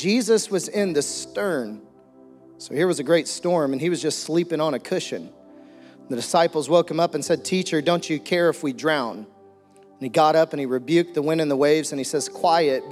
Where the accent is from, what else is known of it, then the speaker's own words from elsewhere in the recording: Green Forest, Arkansas, United States; I also grew up in a small town, Green Forest, Arkansas